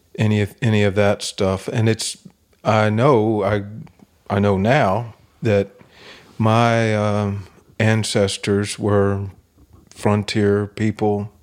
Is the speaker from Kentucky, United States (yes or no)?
yes; Kentucky, United States; I'm from Kentucky